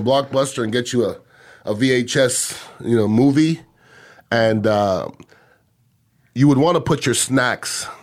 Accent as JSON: {"language": "English", "town": "Montreal", "region": "Quebec", "country": "Canada", "moved": "yes", "said": "I'm from Montreal"}